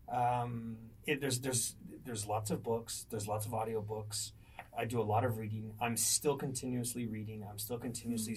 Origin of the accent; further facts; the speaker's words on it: El Paso, Texas, United States; also born or lived in Ohio / New Mexico; I was born in Ohio, but El Paso is home and has been for since I was very, very young